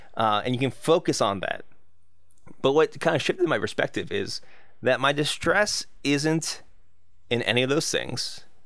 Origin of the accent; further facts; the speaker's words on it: United States; I'm American